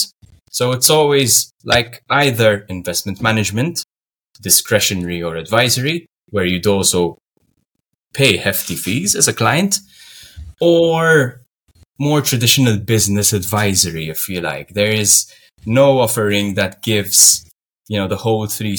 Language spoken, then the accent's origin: English; Malta; Malta is a sunny Mediterranean island just below Italy. And we speak we speak in English and Maltese, which is our language that resembles Arabic